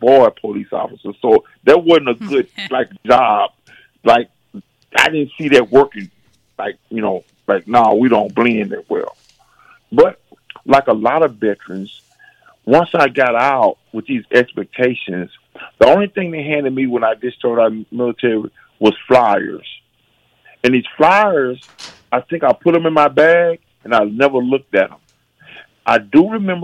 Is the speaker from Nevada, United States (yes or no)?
no; Texarkana, Texas, United States; moved away as an adult; also born or lived in San Francisco, California; born and raised in Texarkana, Texas